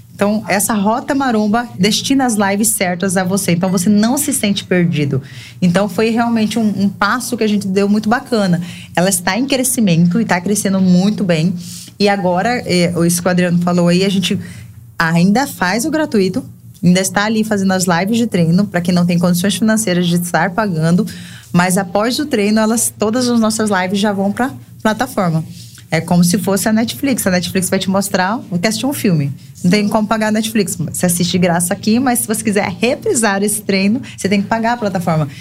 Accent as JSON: {"language": "Portuguese", "country": "Brazil", "tie": "born or raised there", "moved": "as an adult", "lives_now": "João Pessoa, Brazil"}